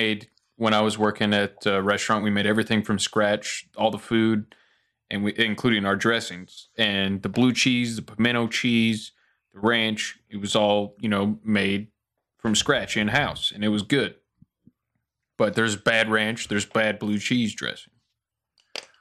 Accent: Tennessee, United States; I'm from Tennessee

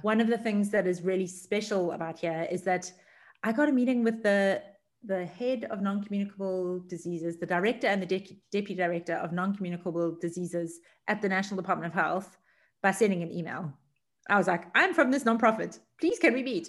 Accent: Durban, KwaZulu-Natal, South Africa; moved away; also born or lived in Cape Town; I was born and raised in Durban, which is about a two hour flight away

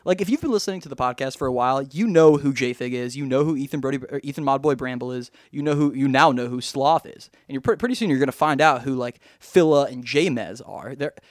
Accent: Australia; accent: Australian; I hate when my Australian accent turns bad.

